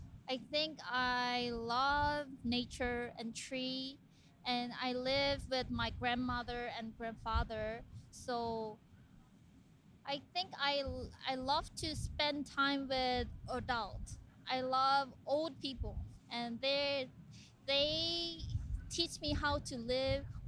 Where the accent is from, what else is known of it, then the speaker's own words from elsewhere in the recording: South Korea; I'm from Korea